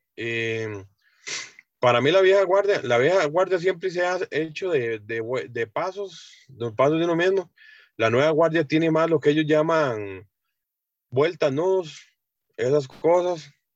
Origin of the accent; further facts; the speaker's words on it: San Isidro, Heredia, Costa Rica; Yo toda la vida he vivido aquí en, San Isidro Heredia, centro, siempre desde que nací y hasta el momento ahí estamos